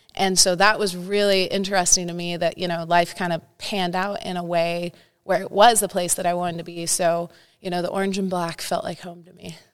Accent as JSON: {"language": "English", "town": "Santa Cruz", "region": "California", "country": "United States", "also_born_or_lived": "Nebraska", "moved": "as an adult", "lives_now": "Los Angeles, United States", "said": "Northern California. Represent Santa Cruz area."}